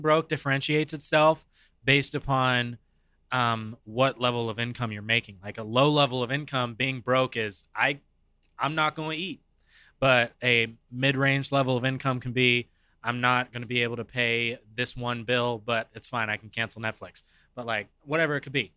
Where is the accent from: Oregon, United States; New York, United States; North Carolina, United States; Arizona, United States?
Arizona, United States; I was born and raised here in Arizona